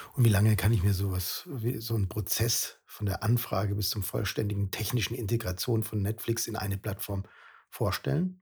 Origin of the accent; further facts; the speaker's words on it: Germany; bei uns in Deutschland